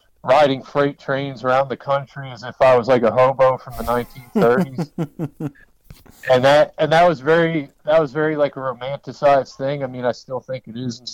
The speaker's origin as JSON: {"language": "English", "region": "Maryland", "country": "United States", "tie": "born or raised there", "moved": "yes", "lives_now": "Western North Carolina, United States", "said": "I grew up in Maryland"}